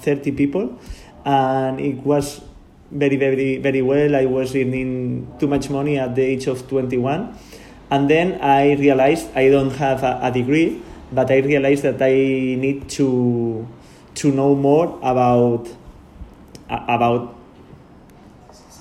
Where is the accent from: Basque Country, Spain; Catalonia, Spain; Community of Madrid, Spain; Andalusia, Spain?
Catalonia, Spain; Sant Sadurní d'Anoia; English is a second language; I am from San Sadurní. This is because I said I am from San Sadurní.